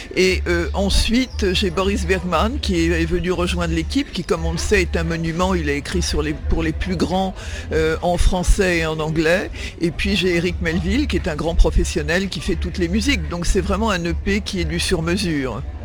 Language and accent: French; Neuilly-sur-Seine, Île-de-France, France; j'ai grandi euh, en France puisque je suis né à Neuilly-sur-Seine